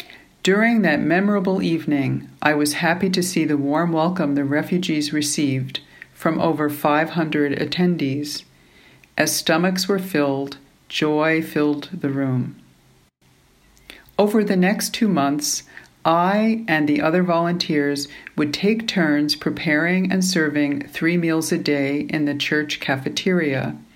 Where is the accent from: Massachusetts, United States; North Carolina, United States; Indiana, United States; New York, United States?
New York, United States; moved away as an adult; now in Finland; I grew up in New York, where my mother taught me to play piano at a young age.